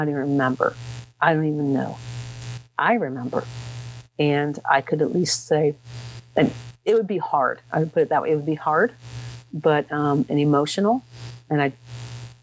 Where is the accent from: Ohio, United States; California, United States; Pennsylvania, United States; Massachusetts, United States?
Ohio, United States; Dayton; moved away; I was raised down in Dayton, Ohio